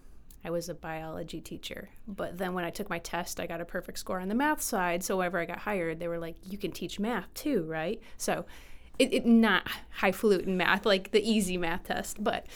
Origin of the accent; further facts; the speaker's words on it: Michigan, United States; I am from Michigan, but my family moved around a lot, so it's hard to say, like, where in Michigan I'm from. So I sometimes say Detroit, I sometimes say Flint, I sometimes say Midland, and then Traverse City